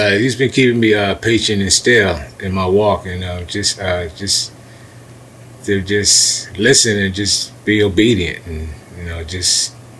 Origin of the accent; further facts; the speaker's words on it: Chester, Pennsylvania, United States; I was born September 26, 1969. I'm originally from Chester, PA.